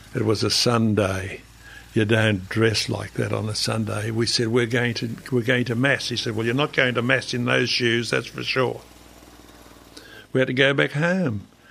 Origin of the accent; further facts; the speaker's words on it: Australia; me being Australian